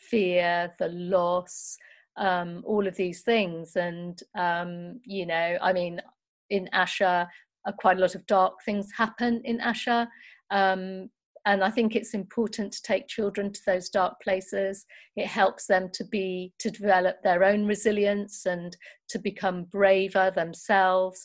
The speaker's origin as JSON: {"language": "English", "town": "Nottingham", "region": "East Midlands", "country": "United Kingdom", "tie": "born or raised there", "said": "When I was growing up in Nottingham, I went to a great primary school"}